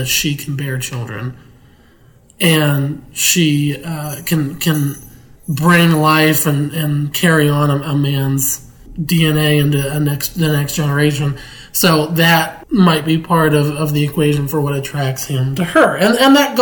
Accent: Pittsburgh, Pennsylvania, United States; moved away; my hometown of Pittsburgh, Pennsylvania

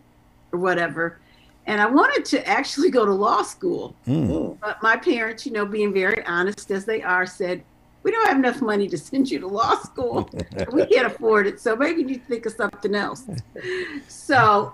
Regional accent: Rockford, Illinois, United States; moved away as an adult; in my hometown

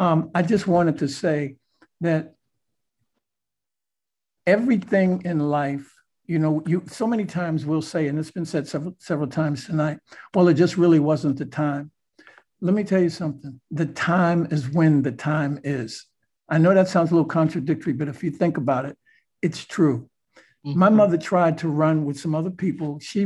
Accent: New York City, New York, United States; We are both from Harlem.

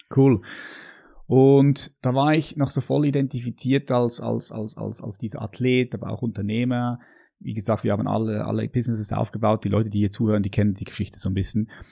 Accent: Switzerland; ich bin hier in der Schweiz aufgewachsen

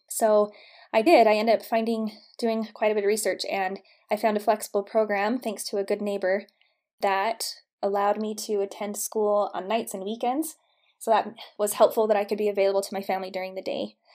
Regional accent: St. George, Utah, United States; I grew up in St. George, Utah

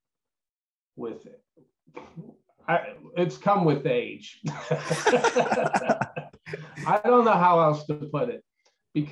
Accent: Pittsburgh, Pennsylvania, United States; moved away; I'm from Pittsburgh originally

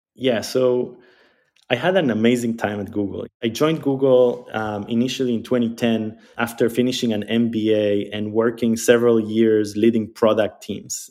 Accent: Israel; also born or lived in Argentina; So I grew up in Israel. Uh, I was born in Argentina, but I grew up in Israel. I moved to Israel when I was eight years old.

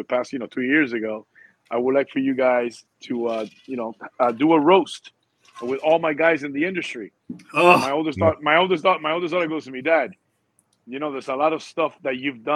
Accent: Havana, Cuba; also born or lived in Miami, Florida / Union City, New Jersey; now in Coral Springs, United States; I was born in Havana, Cuba. Been in this country for 42 years.

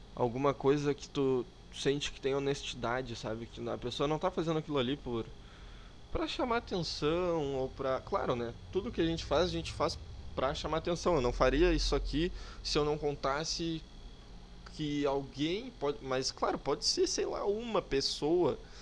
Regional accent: Porto Alegre, Rio Grande do Sul, Brazil; accent: gaúcho; eu sou aqui de Porto Alegre. Né? Sou gaúcho, sim, infelizmente

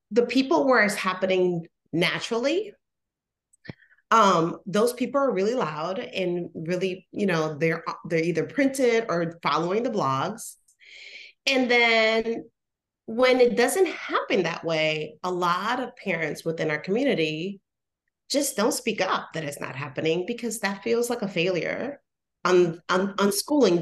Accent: Puerto Rico; moved away; I'm originally from Puerto Rico.

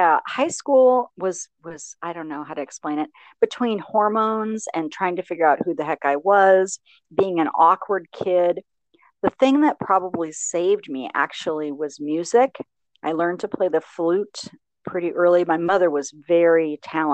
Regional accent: Licking County, rural Ohio, United States; I grew up in rural Ohio in Licking County, which is a kind of farming community.

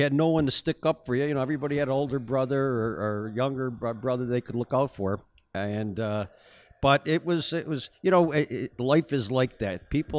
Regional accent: Buffalo, New York, United States; Well, I was raised over in St. Teresa's Parish and as an only child, which was really unusual in South Buffalo.

